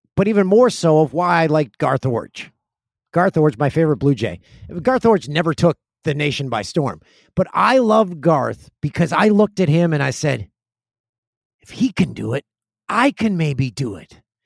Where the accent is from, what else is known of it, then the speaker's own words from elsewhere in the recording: Peterborough, Ontario, Canada; my hometown of Peterborough, Ontario.